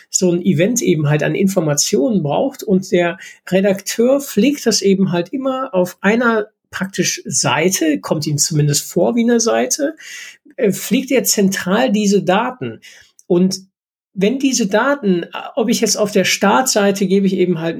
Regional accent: Rhineland, Germany; völlig überrascht war, hier als äh, Rheinländer auf einmal mit 40 oder 50 Zentimetern Schnee

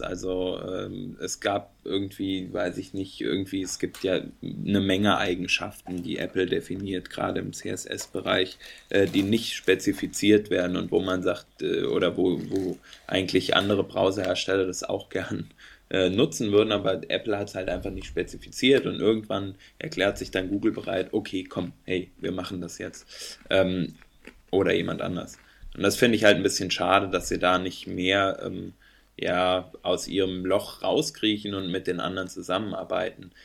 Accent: Freiburg, Baden-Württemberg, Germany; ich als Freiburger

